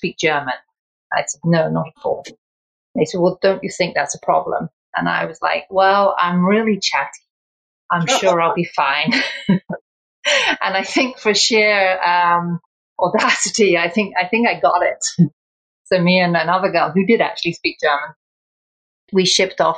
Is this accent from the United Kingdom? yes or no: yes; England, United Kingdom; I was born in England and my mom was Irish. My dad was English. And I went through school